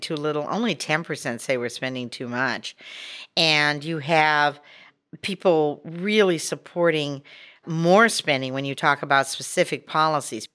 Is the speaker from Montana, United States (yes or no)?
yes; Montana, United States; moved away; And I'm originally from Montana, so that's a big initiative state where people really like having their say.